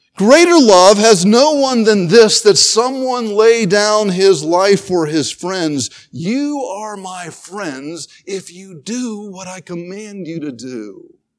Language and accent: English; North Carolina, United States; I grew up in North Carolina where to live in North Carolina was to play basketball